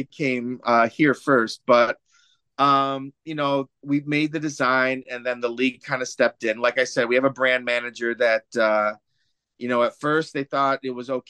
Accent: Michigan, United States; moved away; born and raised in Michigan

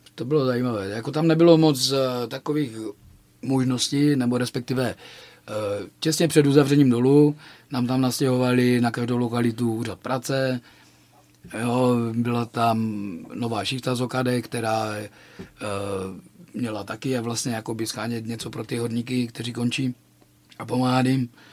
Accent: Frýdek-Místek, Moravian-Silesian Region, Czechia; now in Ostrava, Czechia; já jsem vyrůstal ve Fritku Místku

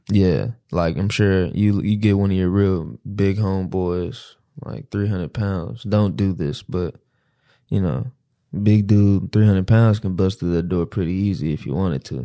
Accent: Dallas, Texas, United States; I'm from Dallas.

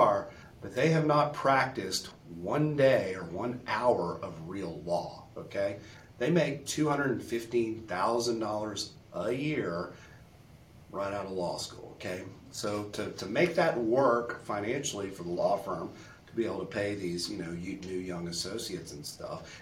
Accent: Beaumont, Texas, United States; my hometown of Beaumont, which is about 80 miles east of Houston

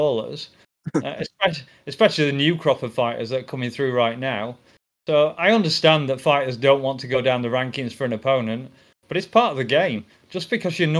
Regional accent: England, United Kingdom; I'm English

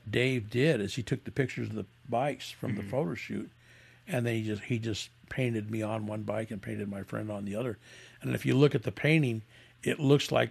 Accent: Las Vegas, Nevada, United States; He's from New York. I'm from the I'm from Vegas, and there's a storyline.

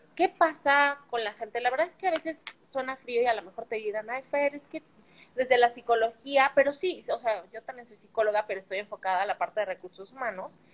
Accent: Mexico City, Mexico; Como buena capitalina

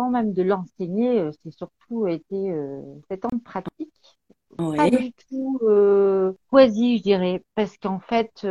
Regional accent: Béthune, Hauts-de-France, France; Et en fait, je suis une ch'ti. Voilà.

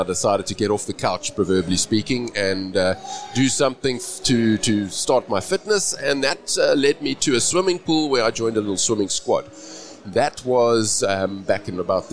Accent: Cape Town, Western Cape, South Africa; I'm from Cape Town, South Africa

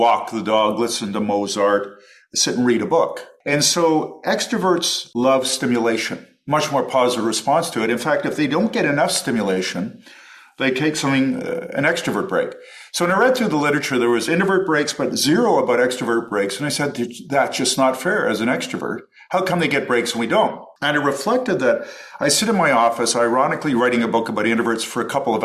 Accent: Toronto, Ontario, Canada; moved away as an adult; also born or lived in Los Angeles, United States / Oxford, United Kingdom; growing up in Toronto

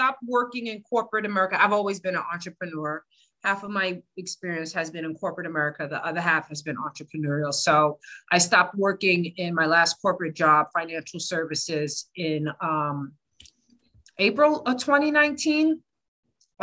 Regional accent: New York City, New York, United States; now in Newark, United States; I'm originally from the Bronx

